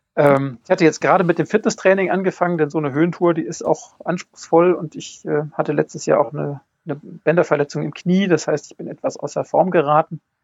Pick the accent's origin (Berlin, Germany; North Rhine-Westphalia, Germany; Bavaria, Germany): North Rhine-Westphalia, Germany; Bonn; Ich, ich komme aus Bonn